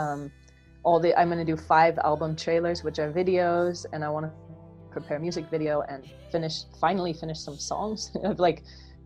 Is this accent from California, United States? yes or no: yes; California, United States; moved away as an adult; also born or lived in Netherlands / Florida; now in Munich, Germany; I'm from California